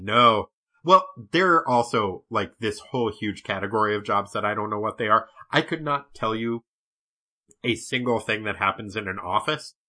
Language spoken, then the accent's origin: English; New Hampshire, United States; I grew up in New Hampshire